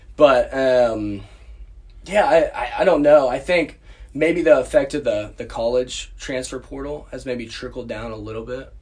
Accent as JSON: {"language": "English", "town": "Tulsa", "region": "Oklahoma", "country": "United States", "tie": "born or raised there", "said": "I grew up in in Tulsa"}